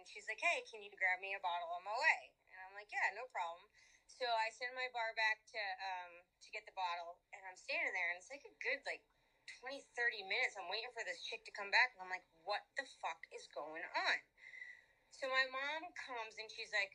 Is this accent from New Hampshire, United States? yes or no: yes; Londonderry, New Hampshire, United States; also born or lived in Cape Coral, Florida / Fort Lauderdale, Florida; now in Florida, United States; I grew up in New Hampshire